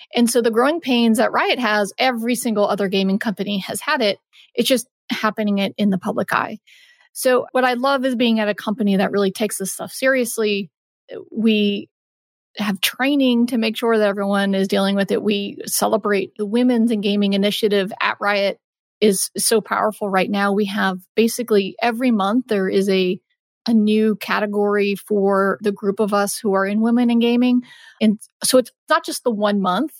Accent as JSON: {"language": "English", "region": "Texas", "country": "United States", "tie": "born or raised there", "said": "my parents are East Coast and I'm born and raised in Texas"}